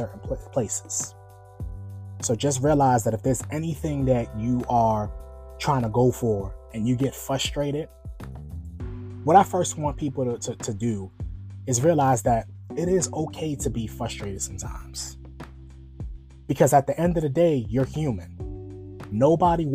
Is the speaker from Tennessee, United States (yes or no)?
no; New York, United States; now in Virginia, United States; I'm originally from New York, and I live in Virginia now